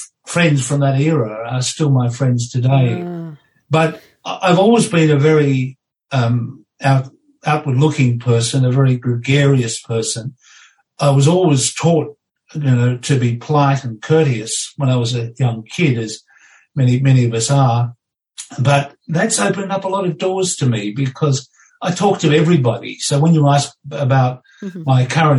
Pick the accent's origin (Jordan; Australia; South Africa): Australia; Foster, Victoria; moved away as an adult; also born or lived in Sydney; I moved from being an only child in my adopted family in Foster, and I moved to Sydney.